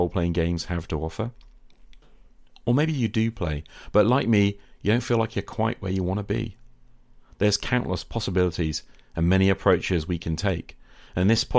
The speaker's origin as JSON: {"language": "English", "country": "United Kingdom", "said": "British high school teacher"}